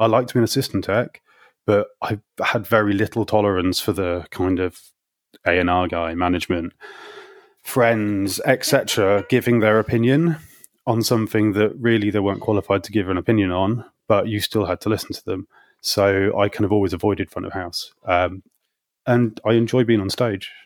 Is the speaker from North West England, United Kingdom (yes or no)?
no; Hull, Yorkshire and the Humber, United Kingdom; moved away as an adult; now in London, United Kingdom; did that in my hometown of Hull in Yorkshire for kind of three or four years